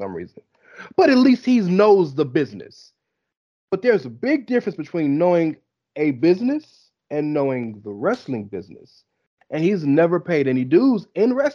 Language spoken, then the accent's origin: English; the South, United States; I'm from the South